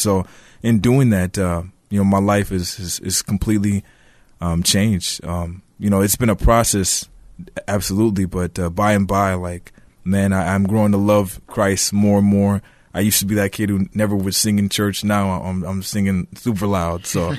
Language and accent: English; Woodbury, Minnesota, United States; So I was born and raised in Woodbury, Minnesota, so I'm a local here, and single-parent household.